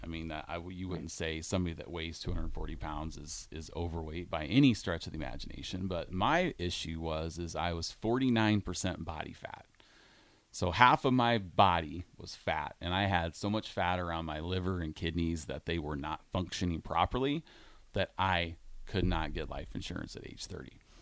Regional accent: Iowa, United States; moved away as an adult; also born or lived in Grand Island, Nebraska; now in Nebraska, United States; Grew up in Iowa my whole life

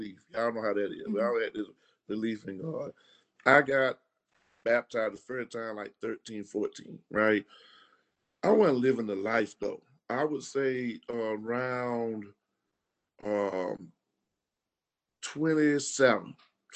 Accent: Macon, Georgia, United States; I grew up in Macon, East Macon, went to all schools on the east side

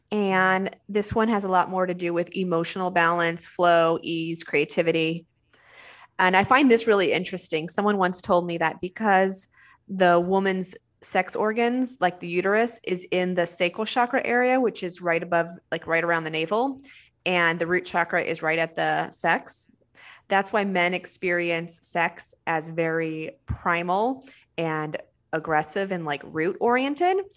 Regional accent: New Mexico, United States; I'm from New Mexico

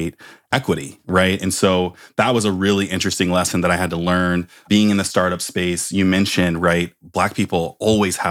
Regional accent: Palo Alto, California, United States; growing up in Palo Alto, California, one of the whitest areas in the world

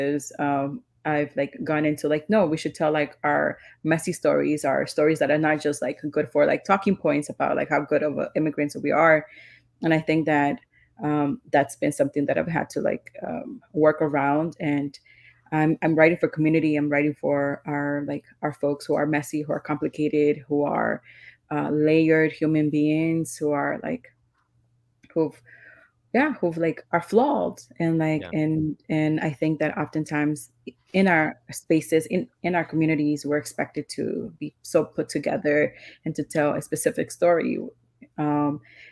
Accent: New York City, New York, United States; I grew up in New York City

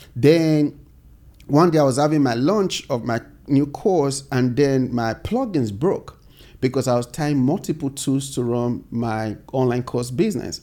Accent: Nigeria; moved away as an adult; now in United States; growing up in Nigeria

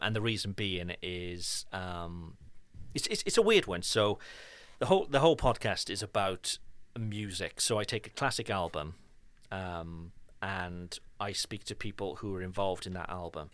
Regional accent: Cardiff, Wales, United Kingdom; now in France; There is one specific street in Cardiff, my hometown

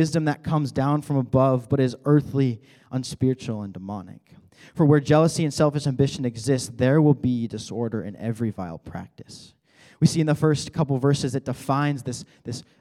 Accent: Colorado, United States; moved away; I am from Colorado

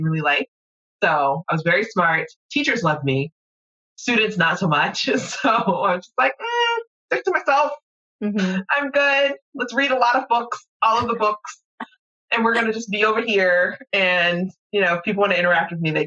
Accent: College Park, Georgia, United States; moved away as an adult; now in St. Louis, United States; I live in St. Louis. I'm from Georgia, Atlanta, specifically College Park

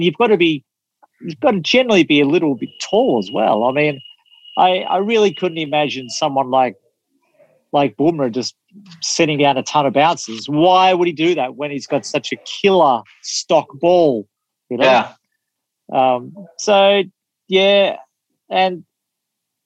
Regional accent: Australia; as an Australian viewer

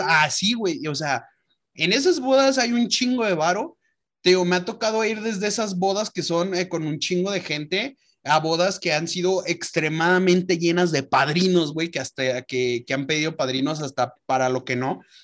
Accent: León, Guanajuato, Mexico; moved away; nuestra familia allá en León, porque nos vamos a casar en, nuestra, en mi ciudad natal

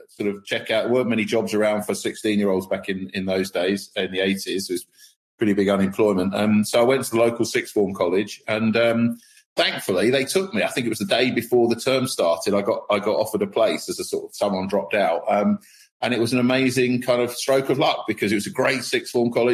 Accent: Milton Keynes, South East England, United Kingdom; I grew up in Milton Keynes

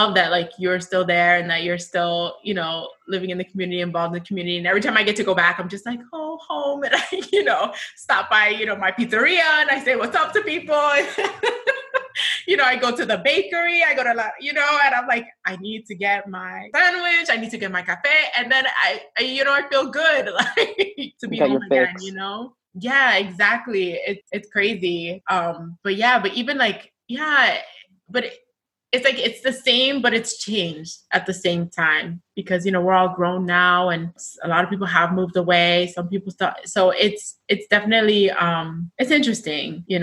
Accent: New York City, New York, United States; growing up in Sunset Park, being from Brooklyn

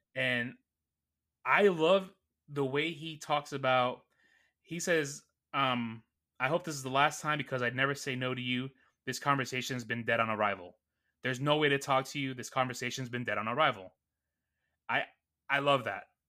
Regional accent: New York City, New York, United States; I grew up in Astoria, Queens, New York

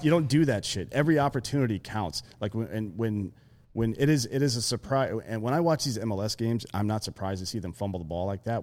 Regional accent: South Carolina, United States; now in Austin, United States; I grew up in fucking South Carolina

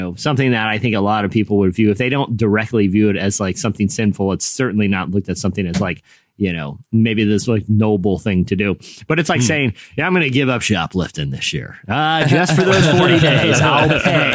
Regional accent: Virginia Beach, Virginia, United States; I grew up in, you know, Virginia Beach

